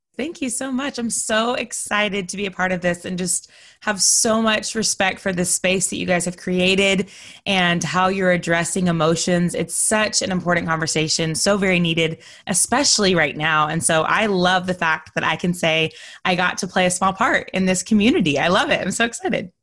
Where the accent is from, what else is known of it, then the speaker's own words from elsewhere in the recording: Texas, United States; also born or lived in North Carolina; now in Florida, United States; I'm originally from Texas